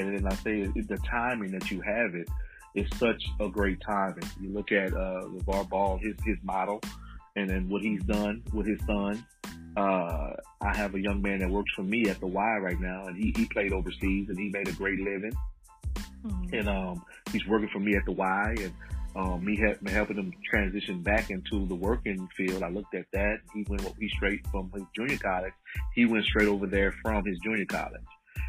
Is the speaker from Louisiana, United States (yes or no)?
yes; Baton Rouge, Louisiana, United States; We're from Baton Rouge, yes.